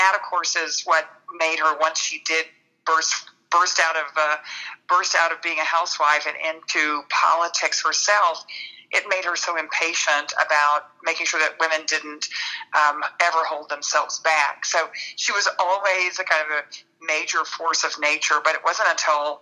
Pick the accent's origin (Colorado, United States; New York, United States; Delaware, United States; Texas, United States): Texas, United States; Dallas; grew up in Dallas